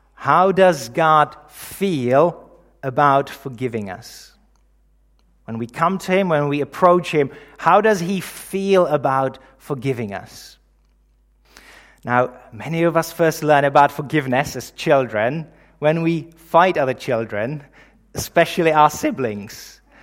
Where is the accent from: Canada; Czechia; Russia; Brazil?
Czechia; moved away; I'm originally from the Czech Republic, in case you're wondering about the accent